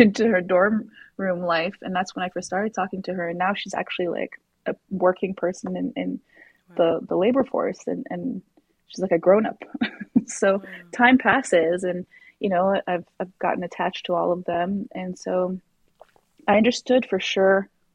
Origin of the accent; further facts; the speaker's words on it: Morocco; moved away as an adult; now in Canada; I grew up in Morocco